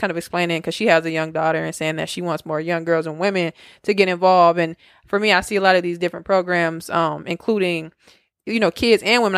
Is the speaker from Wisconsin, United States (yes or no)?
yes; Milwaukee, Wisconsin, United States; we're from Milwaukee